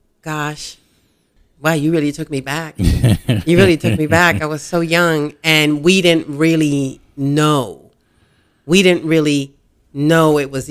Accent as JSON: {"language": "English", "country": "Puerto Rico", "tie": "born or raised there", "also_born_or_lived": "Lancaster, United States", "said": "I was born actually in Lancaster. And we moved back to Puerto Rico this is the story mom and dad are telling me."}